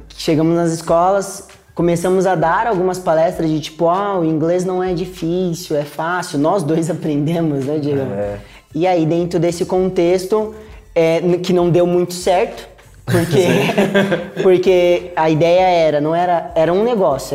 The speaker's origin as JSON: {"language": "Portuguese", "country": "Brazil", "also_born_or_lived": "England"}